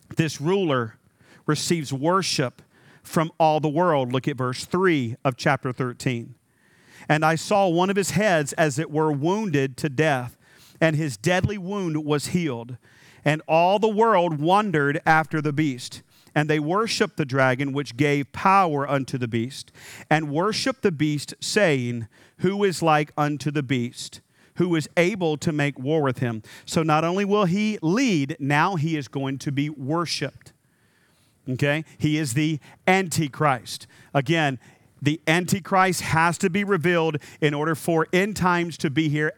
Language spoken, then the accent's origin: English; North Carolina, United States; I was raised in North Carolina.